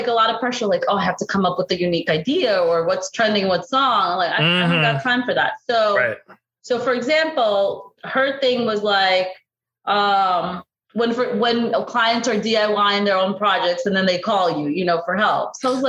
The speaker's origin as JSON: {"language": "English", "country": "Brazil", "second_language": "English", "said": "I'm originally from Brazil, this architect girl who's like an architect / blogger, right?"}